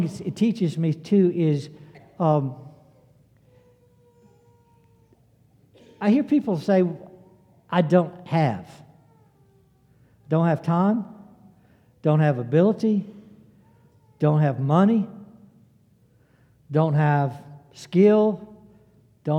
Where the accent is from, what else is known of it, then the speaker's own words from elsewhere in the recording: the South, United States; I'm a Southerner